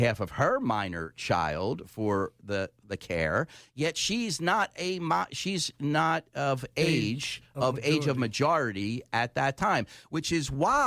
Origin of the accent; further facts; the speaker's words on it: Philadelphia, Pennsylvania, United States; I'm from Philly.